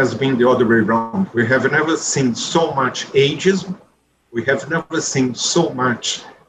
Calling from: Brazil; This is certainly the message that we see in this country. I'm speaking from Brazil.

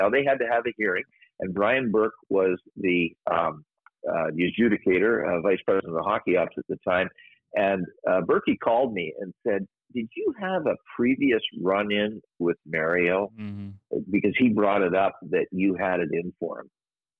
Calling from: Aruba; I'm calling you from Aruba, as a matter of fact.

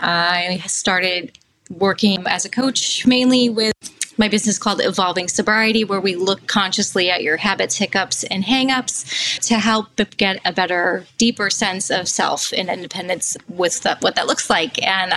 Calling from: Massachusetts, United States; I'm calling from Massachusetts, so I'm here as a full-time single parent.

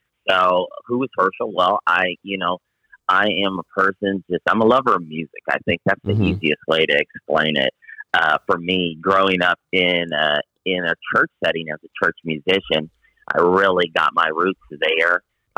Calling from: La Jolla, California, United States; I am calling in from La Jolla, California.

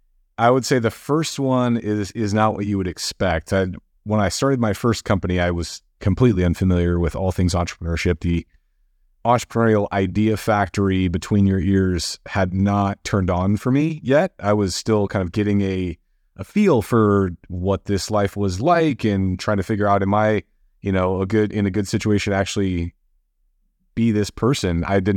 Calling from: Marina Del Rey, California, United States; I'm tuning in from Marina Del Rey, California, right on the west edge of LA.

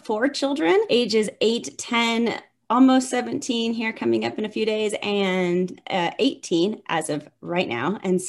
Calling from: Denver, Colorado, United States; I'm coming from Denver.

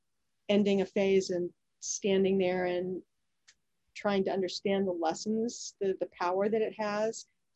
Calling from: Annapolis, Maryland, United States; Oh, I'm calling you from Annapolis, Maryland.

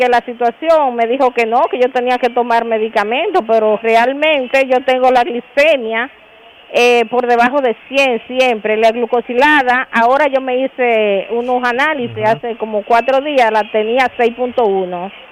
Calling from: Santiago, Dominican Republic; Mire, yo soy una paciente de Santiago eh, que en el 2018 me diagnosticaron este diabetes

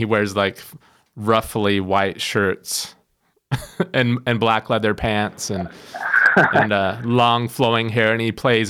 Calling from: Cedar Rapids, Iowa, United States; I'm calling from Cedar Rapids, Iowa, and I'm calling on behalf of a guitar magazine called Premier Guitar.

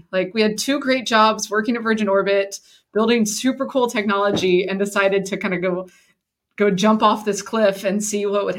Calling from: Houston, Texas, United States; I'm in Houston, Texas.

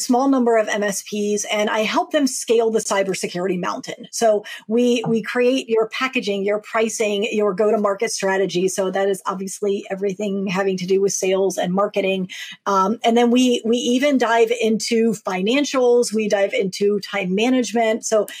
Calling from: Maryland, United States; I am joining you from Maryland, right near Washington, D.C., on the east coast of the U.S.

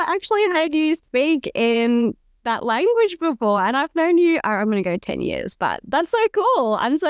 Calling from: Nambour, Queensland, Australia; I'm calling in from Gubby Gubby country, and actually I can say Wanya, which means welcome, hello, and yeah, it's a great way to start our chat. I'm actually in Nambour

